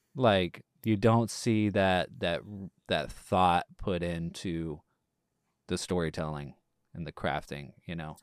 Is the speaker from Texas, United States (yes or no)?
yes; East Texas, United States; growing up in, you know, the East Texas Bible Belt